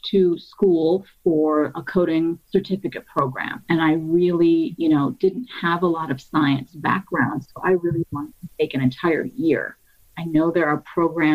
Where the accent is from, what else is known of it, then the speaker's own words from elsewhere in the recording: Cleveland, Ohio, United States; I grew up in Cleveland, Ohio, since the age of 3.